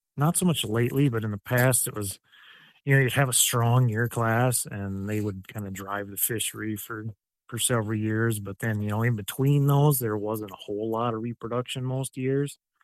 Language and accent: English; Mason City, Iowa, United States; I grew up on a farm in, like, north central Iowa by kinda Mason City area